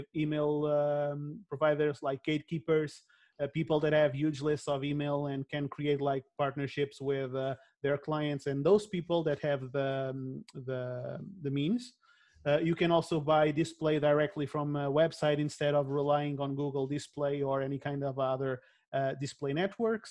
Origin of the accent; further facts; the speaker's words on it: Portugal; I'm from Portugal